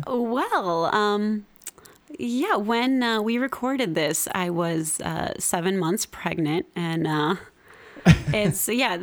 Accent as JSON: {"language": "English", "region": "Midwest", "country": "United States", "also_born_or_lived": "Seattle", "moved": "as an adult", "said": "I'm from the Midwest. You know, I moved to Seattle"}